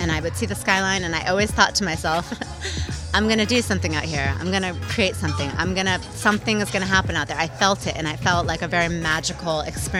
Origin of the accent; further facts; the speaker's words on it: Concord, California, United States; also born or lived in Oakland, California / Okinawa, Japan / San Francisco; So I grew up in the Bay Area, East Bay, excuse me, Concord.